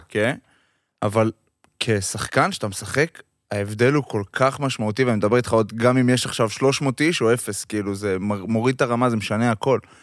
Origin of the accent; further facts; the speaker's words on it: Haifa, Haifa District, Israel; moved away; גם אני חיפאי במקור